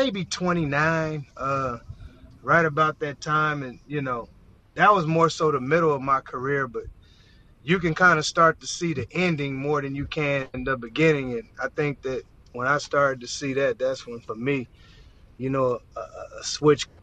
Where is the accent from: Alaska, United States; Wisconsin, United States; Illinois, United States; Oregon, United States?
Oregon, United States; Portland; moved away as an adult; also born or lived in Arizona; Portland, Oregon, my hometown